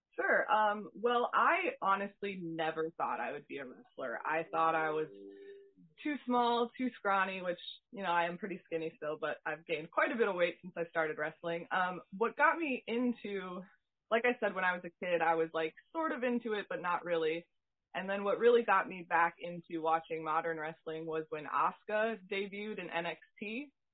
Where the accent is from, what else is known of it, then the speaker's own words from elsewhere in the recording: Humboldt, Iowa, United States; now in Des Moines, United States; I grew up in Humboldt, Iowa